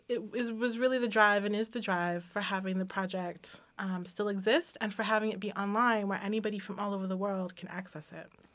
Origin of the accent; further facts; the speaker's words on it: Washington, District of Columbia, United States; I remember growing up in Washington, D C